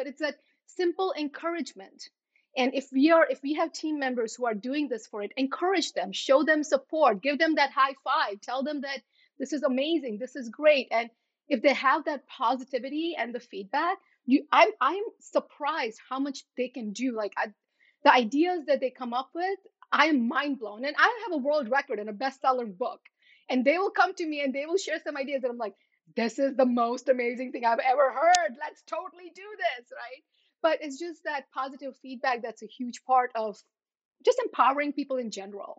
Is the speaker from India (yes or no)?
yes; India; when I'm looking at my photos of me growing up in India, I am not smiling big or laughing loud.